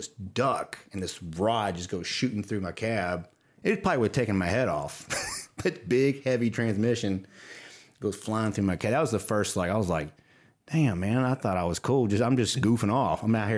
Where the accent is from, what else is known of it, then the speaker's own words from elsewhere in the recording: Watson, Louisiana, United States; So I grew up outside Baton Rouge in a parish. We have parishes in Louisiana, Livingston Parish, in a town called Watson. And there was one red light corner store.